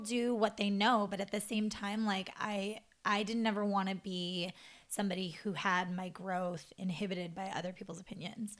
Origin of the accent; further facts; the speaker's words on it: Montana, United States; moved away as an adult; my hometown in Montana.